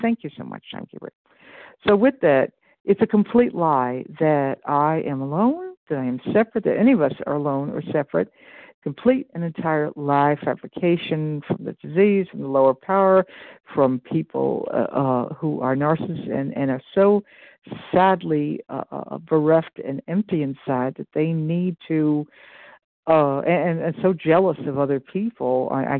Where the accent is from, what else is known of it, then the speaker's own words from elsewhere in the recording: Iowa, United States; from Iowa. I am in Central Time.